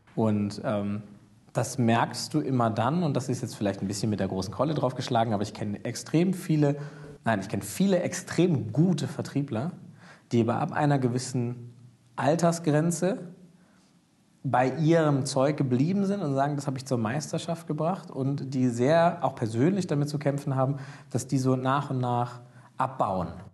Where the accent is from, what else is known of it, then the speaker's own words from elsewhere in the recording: Germany; als, als Deutsche